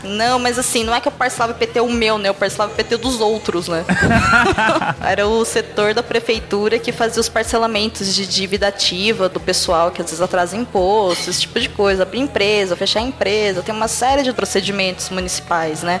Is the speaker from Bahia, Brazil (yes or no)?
no; São Carlos, São Paulo, Brazil; accent: caipira (interior paulista); eu sou do interior, eu moro em São Carlos